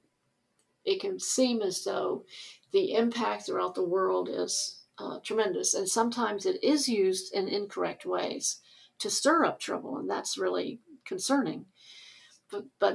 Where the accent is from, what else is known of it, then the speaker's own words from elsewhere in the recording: the South, United States; I grew up in the South